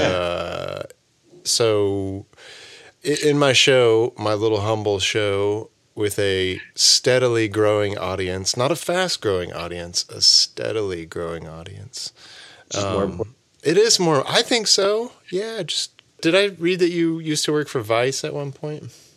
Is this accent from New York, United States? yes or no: no; Oklahoma, United States; moved away as an adult; now in Chicago, United States; I'm trying to move the family out to greener pastures, uh, back to my home state of Oklahoma